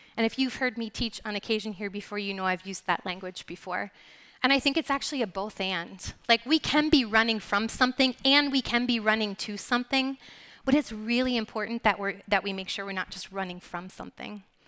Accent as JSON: {"language": "English", "town": "Lancaster", "region": "Pennsylvania", "country": "United States", "moved": "as an adult", "said": "We're originally from the Lancaster, Pennsylvania area, Philadelphia area."}